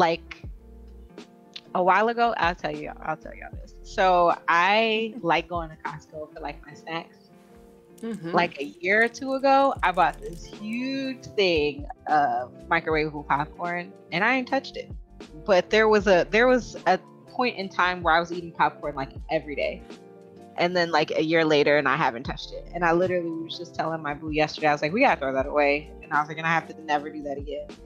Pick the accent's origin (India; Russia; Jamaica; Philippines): Jamaica; I'm Jamaican